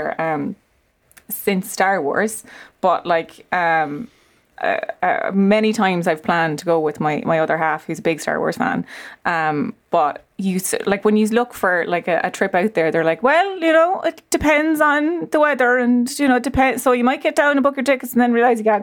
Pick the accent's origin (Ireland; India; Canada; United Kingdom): Ireland; I'm from Leash, but like, it's the most inland you can get